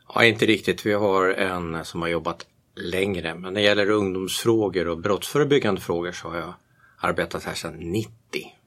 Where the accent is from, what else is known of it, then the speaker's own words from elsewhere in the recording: Järfälla, Stockholm County, Sweden; moved away as an adult; also born or lived in Bromma, Stockholm; now in Tyresö, Sweden; jag är inte född i Tyresö, jag är född i Bromma, Västerled, och uppvuxen i Järfälla, Sälby växte jag upp